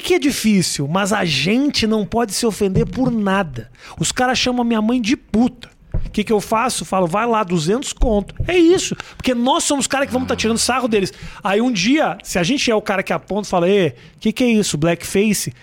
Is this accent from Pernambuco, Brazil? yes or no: no; Porto Alegre, Rio Grande do Sul, Brazil; now in São Paulo, Brazil; eu sou gaúcho